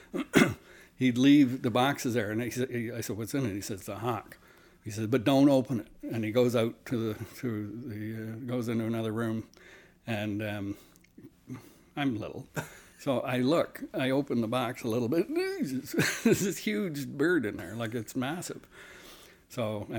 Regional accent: Simcoe, Ontario, Canada; also born or lived in Toronto, Ontario; I am from Simcoe, Ontario, as a kid, which, not to be confused with Barrie area, Simcoe County, near Port Dover. I was there till I was about 12, and then moved to Toronto

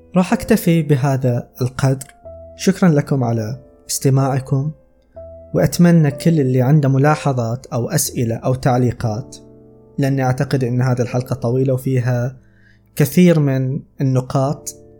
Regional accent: Saudi Arabia; عندنا في السعودية

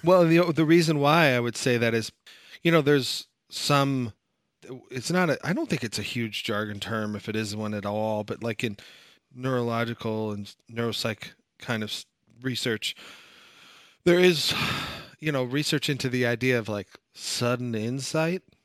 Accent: United States; I'm American

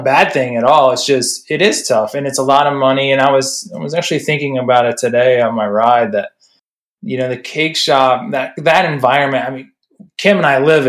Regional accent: Midwest, United States; moved away; I'm from the Midwest

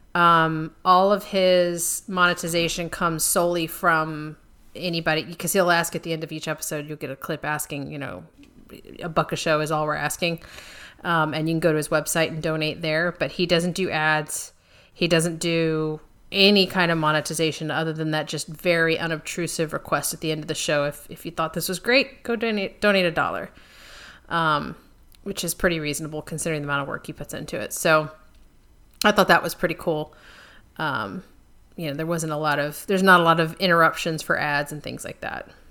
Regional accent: United States; I'm an American

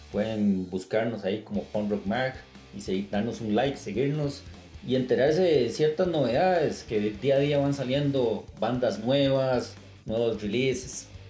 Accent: Costa Rica; soy de Costa Rica

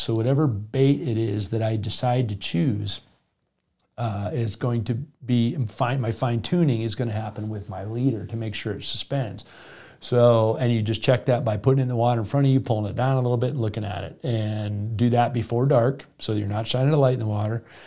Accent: South Florida, United States; moved away; also born or lived in the West; I grew up in South Florida

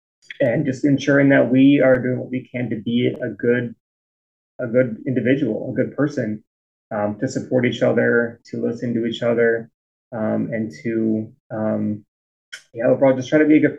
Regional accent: United States; So I grew up in the Northwest suburbs, growing up in a Jewish household.

